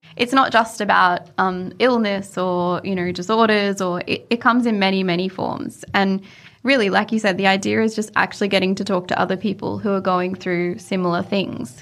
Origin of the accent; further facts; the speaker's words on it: Mareeba, Queensland, Australia; now in Melbourne, Australia; I'm from a tiny little country town in far north Queensland, which I'm guessing most people would never, ever have heard of, but it's called Moreeba.